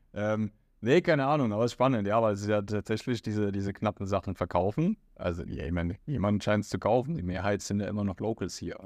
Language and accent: German; Germany; moved away as an adult; now in Riyadh, Saudi Arabia; Na, ich sage aus Deutschland